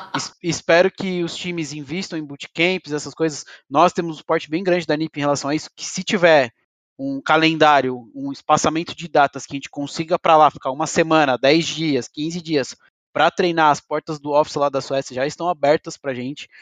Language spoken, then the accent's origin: Portuguese; Brazil; como brasileiro